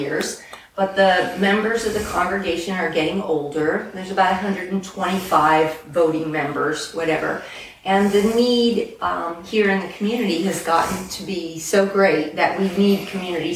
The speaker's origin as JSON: {"language": "English", "town": "Kokomo", "region": "Indiana", "country": "United States", "moved": "as an adult", "lives_now": "Delaware, United States", "said": "Originally from North Central Indiana, around Kokomo"}